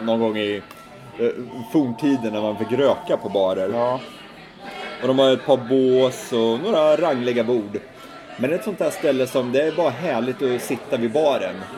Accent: Sweden; vi svenskar

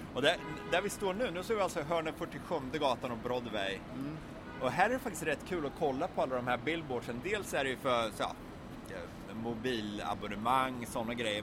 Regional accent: Sweden; som svensk har man ju … i blodet

